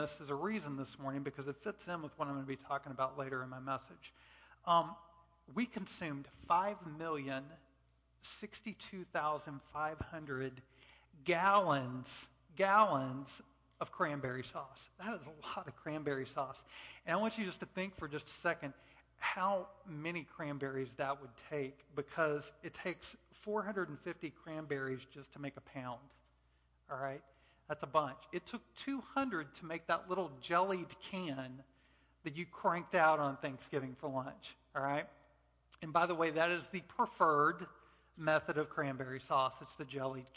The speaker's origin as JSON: {"language": "English", "region": "Texas", "country": "United States", "said": "I'm a Texan"}